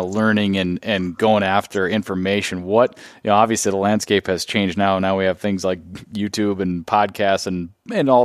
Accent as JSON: {"language": "English", "town": "Duluth", "region": "Minnesota", "country": "United States", "tie": "born or raised there", "also_born_or_lived": "Twin Cities, Minnesota", "said": "I grew up in the North Woods, and it will always have and I really never strayed too far. I lived in the Twin Cities for a little while, but then moved back to Duluth"}